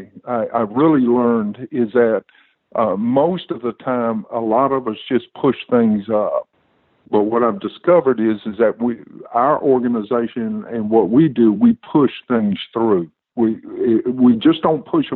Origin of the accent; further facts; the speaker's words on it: Alabama, United States; I grew up in Alabama, so everything is in my neighborhood. We grew up in the housing projects in Alabama